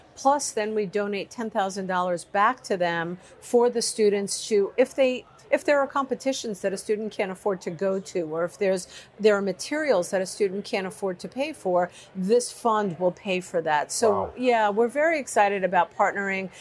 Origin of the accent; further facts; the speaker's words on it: New York, United States; I'm a New Yorker.